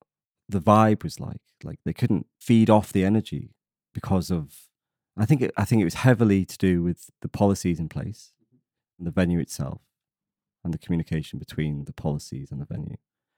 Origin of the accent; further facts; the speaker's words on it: Wales, United Kingdom; the fact that they were headlining Focus Wales, 20 minutes from my hometown, it was a no-brainer.